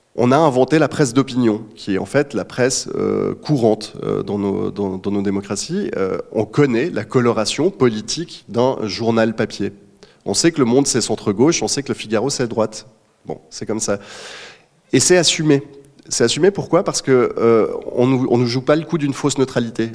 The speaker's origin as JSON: {"language": "French", "country": "Switzerland", "said": "en tant que Suisse"}